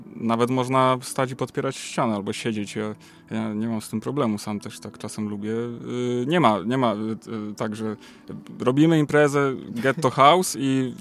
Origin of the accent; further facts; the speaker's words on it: Łódź, Łódź Voivodeship, Poland; u nas w Łodzi